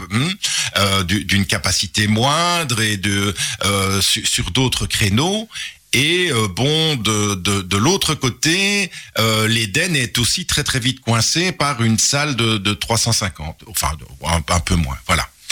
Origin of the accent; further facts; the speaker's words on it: Charleroi, Wallonia, Belgium; un pur Carolo. J'ai passé toute mon enfance à Marcinelle